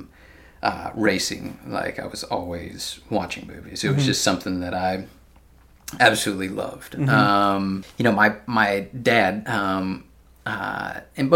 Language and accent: English; Georgia, United States; moved away as an adult; now in San Francisco, United States; I'm from Georgia